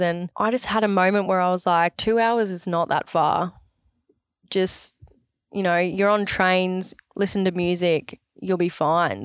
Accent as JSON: {"language": "English", "area": "Sunshine Coast", "region": "Queensland", "country": "Australia", "said": "Oh, Sunshine Coast"}